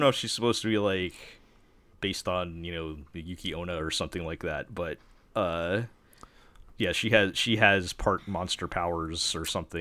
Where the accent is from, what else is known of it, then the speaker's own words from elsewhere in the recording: New York, United States; I'm from New York